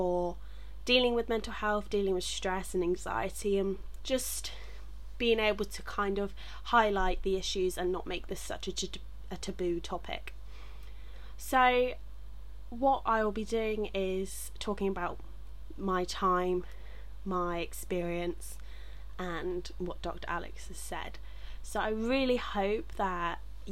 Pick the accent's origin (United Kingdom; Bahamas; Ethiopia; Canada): United Kingdom; England; I'm from England